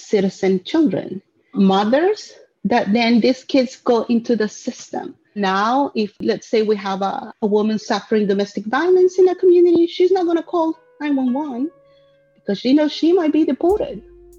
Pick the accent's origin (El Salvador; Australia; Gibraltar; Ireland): El Salvador; now in Wilmington, United States; I am from El Salvador, and I've been living in Wilmington since 1992 for about 28 years.